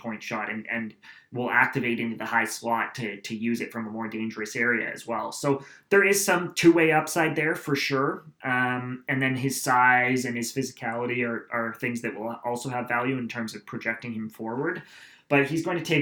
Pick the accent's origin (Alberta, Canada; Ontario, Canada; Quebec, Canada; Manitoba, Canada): Ontario, Canada; Aurora; St. Andrews College, which is actually in my hometown